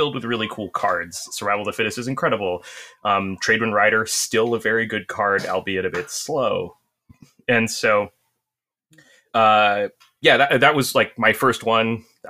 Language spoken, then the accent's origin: English; New Jersey, United States; I'm from Central New Jersey.